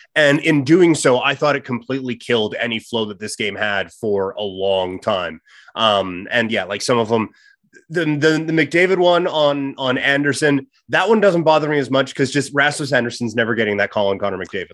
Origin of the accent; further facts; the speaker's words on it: Saskatchewan, Canada; I grew up in Saskatchewan. I, I speak farmer